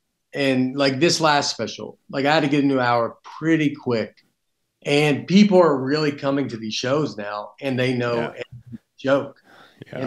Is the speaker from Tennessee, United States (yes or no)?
yes; Tennessee, United States; accent: Southern; also born or lived in New York; I'm from Tennessee